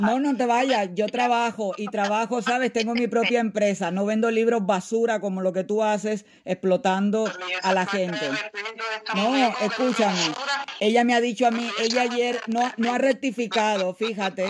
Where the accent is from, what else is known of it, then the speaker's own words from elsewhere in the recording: Santiago de Cuba, Cuba; moved away; soy santiaguera. Yo no tengo que demostrar que soy de Santiago de Cuba, yo lo soy